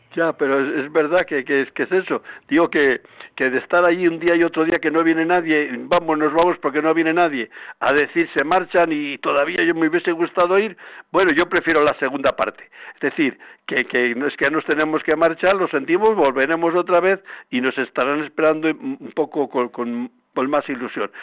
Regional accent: Palencia, Castile and León, Spain; now in Madrid, Spain; Hace días he estado por mi tierra de Palencia

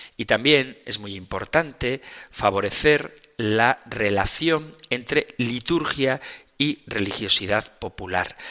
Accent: Zumárraga, Basque Country, Spain; en mi pueblo natal, en Zumárraga

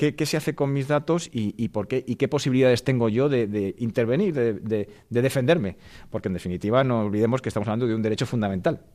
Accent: Madrid, Community of Madrid, Spain; soy abogado madrileño

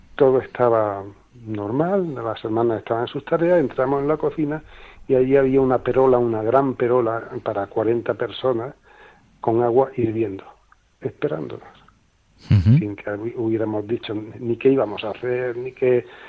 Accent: Granada, Andalusia, Spain; moved away as an adult; now in Málaga, Spain; llegamos a Málaga pues hace eso, 35 años, y yo ya me siento malagueño, aunque nací en Granada

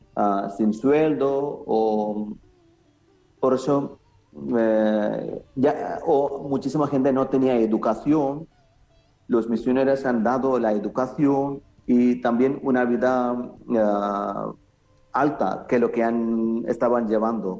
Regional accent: Kerala, India; a nuestra zona, en Kerala

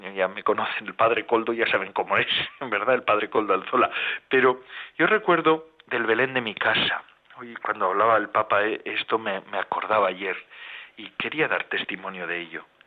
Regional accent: Basque Country, Spain; los bosques del País Vasco, de donde soy yo

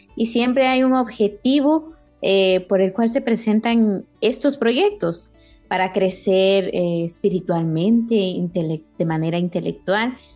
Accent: San José Pinula, Guatemala Department, Guatemala; de aquí, de un lugar bello de Guatemala, se llama San José Pinula

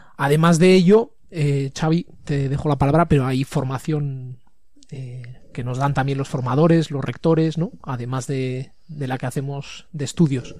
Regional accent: Tafalla, Navarre, Spain; now in Pamplona, Spain; estudié el colegio, el instituto, todo en, en Tafalla

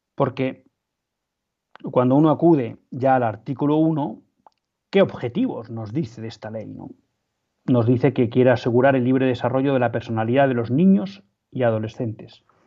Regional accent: Spain; como católicos y como ciudadanos españoles

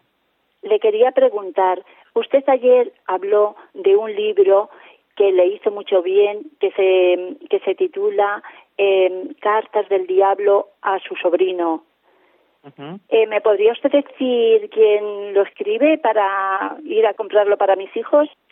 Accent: Cuenca, Castilla-La Mancha, Spain; now in Valladolid, Spain; yo que también soy de Cuenca

